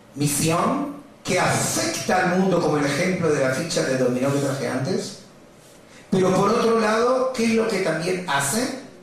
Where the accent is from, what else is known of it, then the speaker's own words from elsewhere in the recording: Buenos Aires, Argentina; Yo cuando nací, de chiquito, vivía en Villa Crespo y venía al club de Maccabi en Tucumán